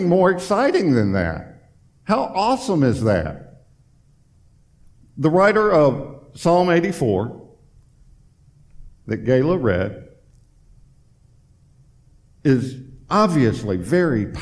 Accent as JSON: {"language": "English", "region": "Tennessee", "country": "United States", "moved": "as an adult", "lives_now": "Florida, United States", "said": "we're originally from Tennessee"}